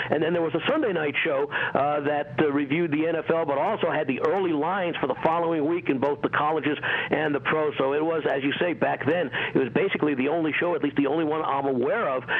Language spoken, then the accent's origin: English; New York, United States; moved away as an adult; also born or lived in Little Rock, Arkansas; now in Las Vegas, United States; But I'm originally from New York.